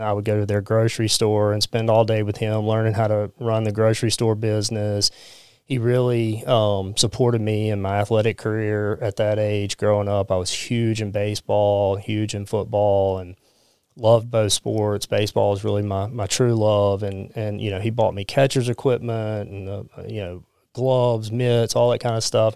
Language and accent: English; Pascagoula, Mississippi, United States; I grew up in Pascagoula